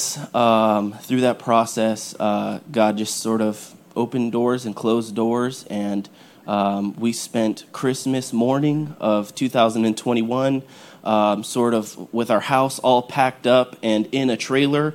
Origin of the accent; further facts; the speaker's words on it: California, United States; moved away as an adult; now in Tennessee, United States; I'm from California